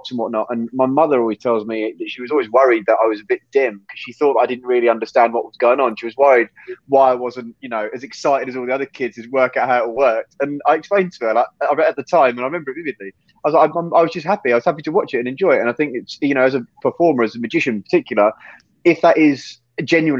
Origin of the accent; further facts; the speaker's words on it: England, United Kingdom; So I was born in England when I was zero, and then 1 to 15, 16, we were in Spain